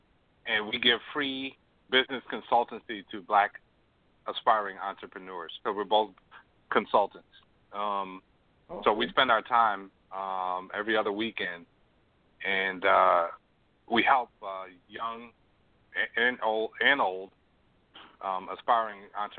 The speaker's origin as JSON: {"language": "English", "region": "New York", "country": "United States", "moved": "yes", "lives_now": "Toronto, Canada", "said": "I'm originally from New York, but in addition to having a job, I have a nonprofit here in Toronto"}